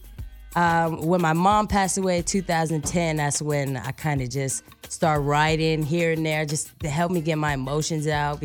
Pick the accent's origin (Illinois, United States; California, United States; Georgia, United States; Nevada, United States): California, United States; San Francisco; also born or lived in Vallejo, California; I was born in San Francisco, raised in Vallejo and San Francisco